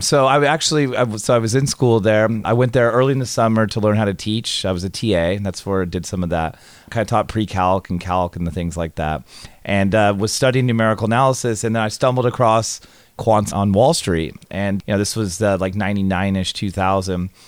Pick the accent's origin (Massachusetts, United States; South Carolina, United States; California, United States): California, United States; also born or lived in Tallahassee, Florida; I grew up in California